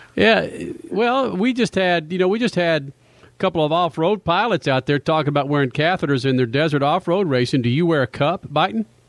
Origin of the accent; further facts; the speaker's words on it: Dallas, Texas, United States; I'm from Dallas, and I've never considered Dallas as the South.